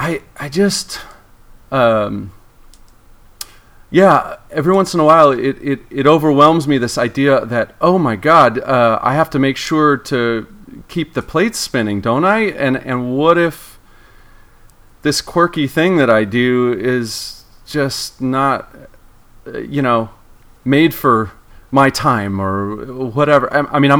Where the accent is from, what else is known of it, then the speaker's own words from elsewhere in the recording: Torrance, California, United States; I grew up in Torrance.